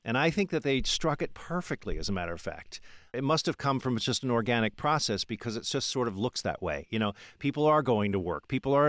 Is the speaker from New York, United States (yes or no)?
yes; New York City, New York, United States; it gives me a feeling of pride as a New Yorker